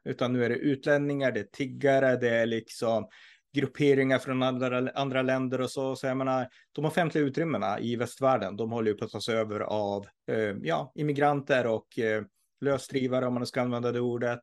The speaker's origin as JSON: {"language": "Swedish", "region": "Norrland", "country": "Sweden", "said": "jag är ju från Norrland"}